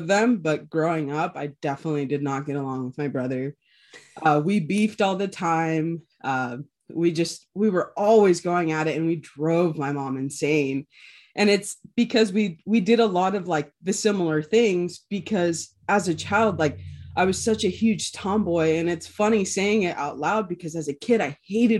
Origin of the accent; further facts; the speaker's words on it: Ensenada, Baja California, Mexico; born there; But so a little background, I was actually born in Mexico. I was born in Ensenada, which is about, I want to say maybe about 40 minutes away from San Diego.